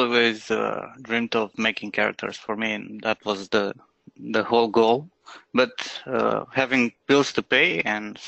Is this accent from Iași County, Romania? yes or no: yes; Iași, Iași County, Romania; moved away as an adult; now in Bucharest, Romania; a really small media studio in my hometown, Iași, yeah, in Romania.